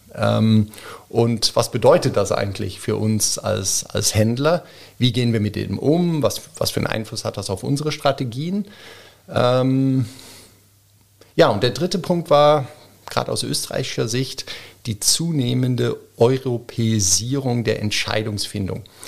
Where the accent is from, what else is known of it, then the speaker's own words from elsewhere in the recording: Bremen, Germany; also born or lived in Zurich, Switzerland / Geneva, Switzerland; now in Wiener Neustadt, Austria; ein geborener, gebürtiger Bremer, Bremen-Fegesack